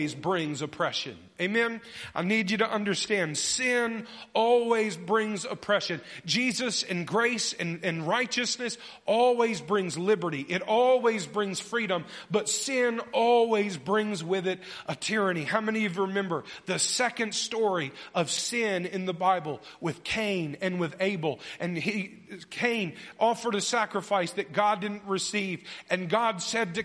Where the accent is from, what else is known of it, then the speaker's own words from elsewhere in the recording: North Carolina near Camp Lejeune, United States; I grew up in North Carolina near Camp Lejeune, Marine military base, 30 minutes from my house